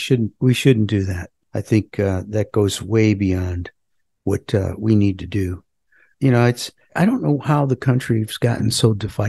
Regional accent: United States; First, I'm an American.

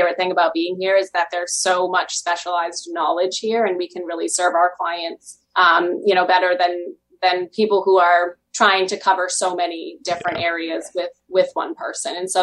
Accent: Burnham, Maine, United States; I was committed to Central Maine, right? So I'm from Burnham. I had no intention of going away.

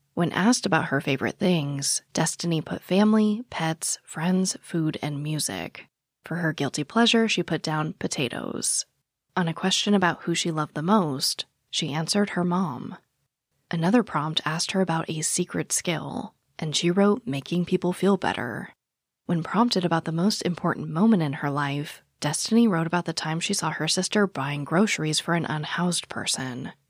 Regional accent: Phoenix, Arizona, United States; I was born and raised in Phoenix

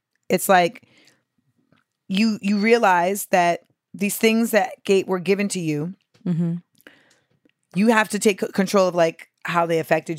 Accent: United States; Well, I'm, you know, Black American.

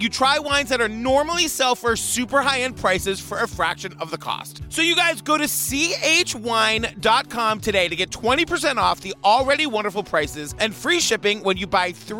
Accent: Cape Cod, Massachusetts, United States; I grew up on Cape Cod, so I know from seagulls.

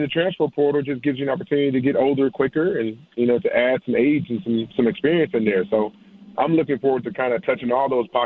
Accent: Joliet, Illinois, United States; I grew up in Joliet.

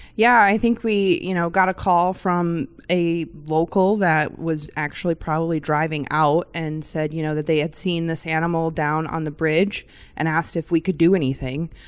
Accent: Michigan, United States; I grew up in Michigan, a little bit different, no ocean around me, but we grew up on the lakes

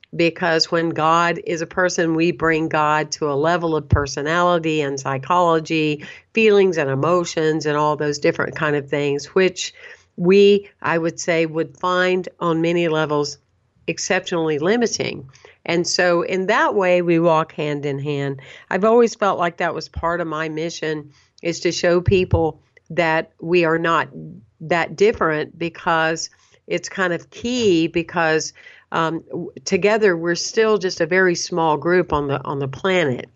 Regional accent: Anderson, South Carolina, United States; moved away; also born or lived in Saint Petersburg, Florida; I was born and raised in a small town, Anderson, South Carolina.

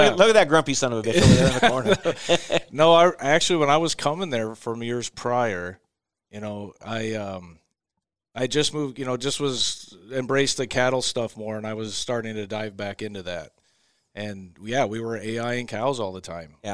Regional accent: West Coast, United States; I come from the West Coast sometimes.

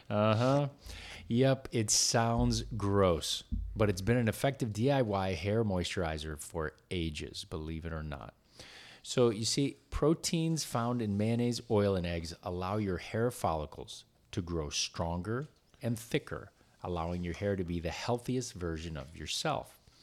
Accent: Wisconsin, United States; now in California, United States; I grew up in it in Wisconsin

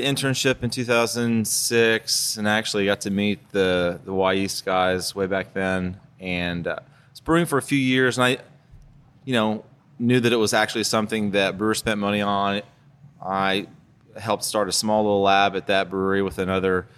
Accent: the South, United States; I grew up in the South

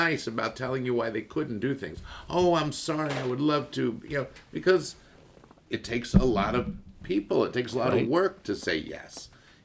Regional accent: Baltimore, Maryland, United States; moved away; a kid like anybody else in Baltimore loving the Orioles

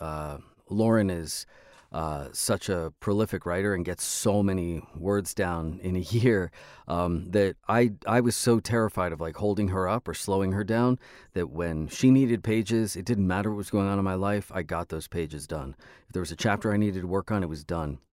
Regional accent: Los Angeles, California, United States; Los Angeles, which is my hometown

